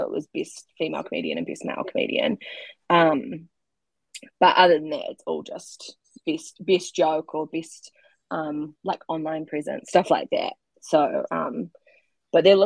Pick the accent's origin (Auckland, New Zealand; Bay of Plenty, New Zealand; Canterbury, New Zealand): Canterbury, New Zealand; Christchurch; I'm from Christchurch